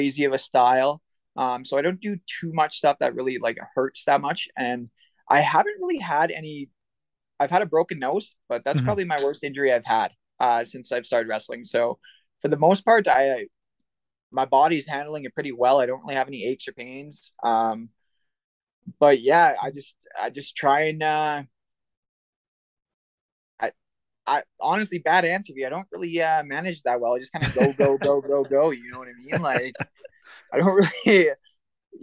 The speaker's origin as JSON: {"language": "English", "town": "Winnipeg", "region": "Manitoba", "country": "Canada", "tie": "born or raised there", "said": "coming out to that big of an ovation from my hometown"}